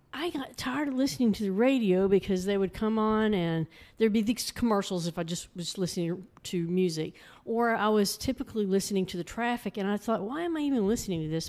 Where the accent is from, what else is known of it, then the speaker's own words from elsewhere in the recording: Arlington, Texas, United States; moved away as an adult; now in Mineral Wells, United States; I grew up in Arlington